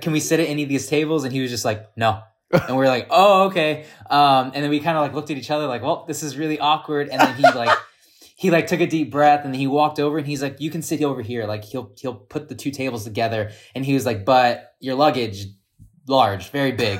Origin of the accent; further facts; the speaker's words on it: United States; I'm American or we were Americans